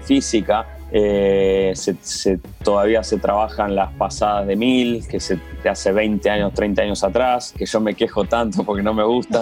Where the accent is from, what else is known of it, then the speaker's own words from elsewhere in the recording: Argentina; moved away; como argentino